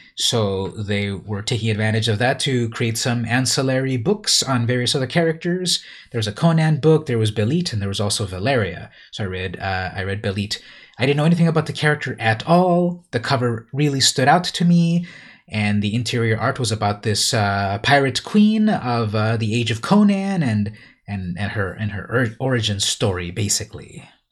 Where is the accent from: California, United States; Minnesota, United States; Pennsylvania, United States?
California, United States; San Diego; San Diego, California, my hometown